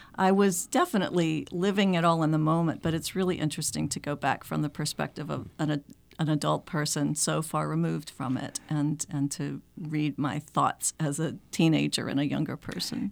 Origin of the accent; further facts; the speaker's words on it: Macon, Georgia, United States; moved away as an adult; also born or lived in Atlanta, Georgia / Denver, Colorado; now in Concord, United States; I am from, I grew up in Macon, Georgia